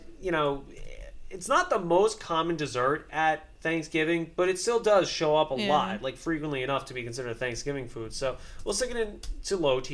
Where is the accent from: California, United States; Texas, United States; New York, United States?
New York, United States; accent: New York; I have, like, fairly prominent, like, New York accent